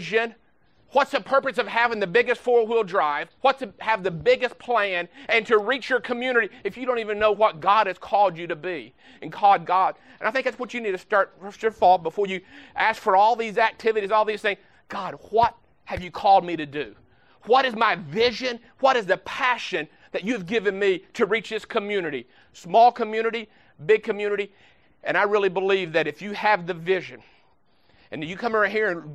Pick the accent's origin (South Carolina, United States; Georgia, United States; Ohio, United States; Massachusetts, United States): Ohio, United States; Baltimore; I'm from Baltimore, Ohio, just right outside of Pickerington.